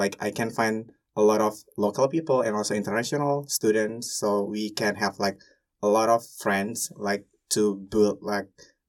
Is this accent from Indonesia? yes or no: yes; Indonesia; now in Hungary; I'm from Indonesia and I study food economics in Hungary.